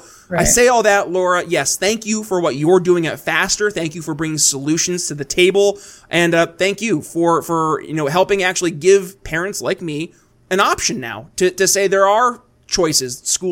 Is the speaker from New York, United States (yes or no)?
yes; New York, United States; moved away as an adult; also born or lived in Philadelphia, Pennsylvania; now in eastern Indiana, United States; I saw in my home state of New York State it happening. And I couldn't raise a family there